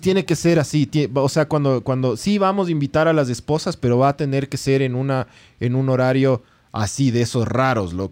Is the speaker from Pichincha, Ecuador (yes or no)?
yes; Quito, Pichincha, Ecuador; somos, somos de Quito